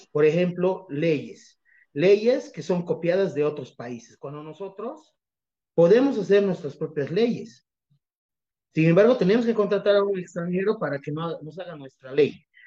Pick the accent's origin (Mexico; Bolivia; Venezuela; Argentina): Bolivia; como bolivianos